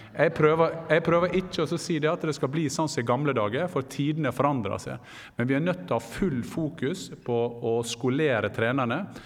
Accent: Gursken, Møre og Romsdal, Norway; moved away; Der jeg kommer fra, Gursken

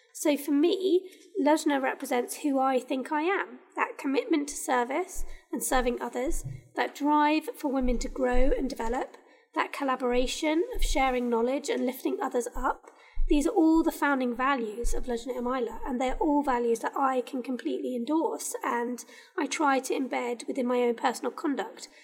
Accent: United Kingdom; I am British, and this I consider this like my home

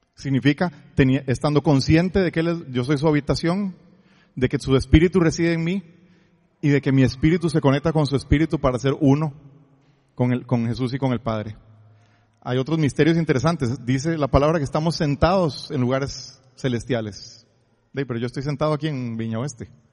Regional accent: Costa Rica; soy tico

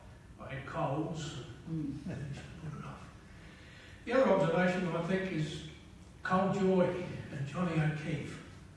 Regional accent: Whyalla, South Australia, Australia; I grew up in Wyala.

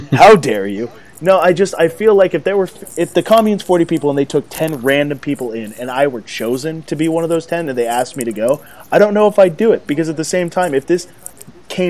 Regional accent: United States; I'm American

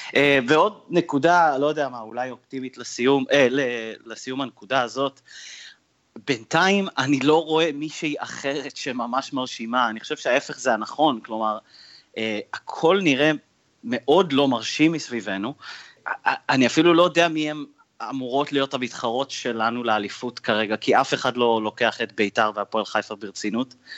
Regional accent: Canada; now in Israel; אני מגיע מקנדה

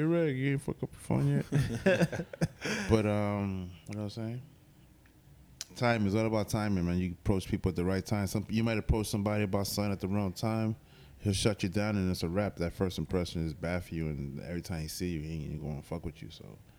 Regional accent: Florida, United States; Let's clear it up real quick. I come from Florida.

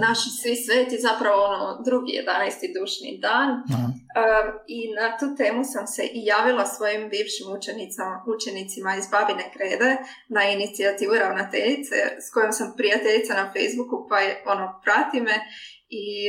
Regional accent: Croatia; moved away as an adult; also born or lived in Mexico; now in Hamburg, Germany

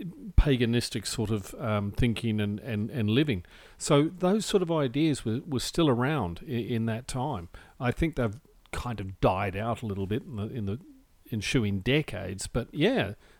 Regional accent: New Zealand; I have vague memories of maypoles, even in New Zealand, growing up in New Zealand.

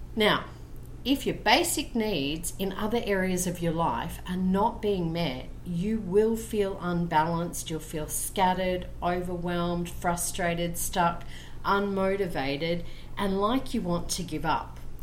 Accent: Brisbane, Queensland, Australia; now in Colombia; I'm originally from Brisbane, Australia, and currently living in Colombia, South America.

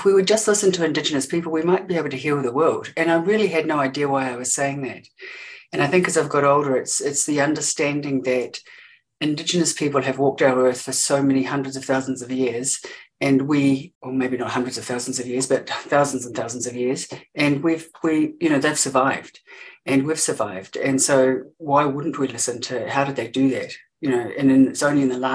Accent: Gore, Southland, New Zealand; I grew up in Te Waipounamu

